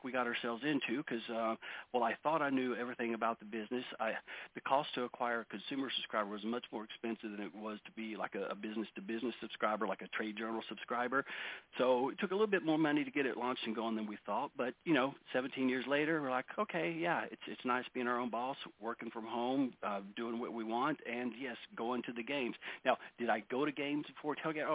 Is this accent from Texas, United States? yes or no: yes; Dallas, Texas, United States; I'm from Dallas